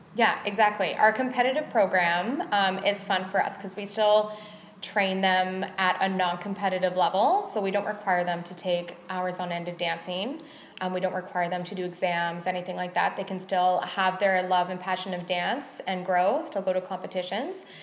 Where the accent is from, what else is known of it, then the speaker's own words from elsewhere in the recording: Squamish, British Columbia, Canada; I was born and raised in Squamish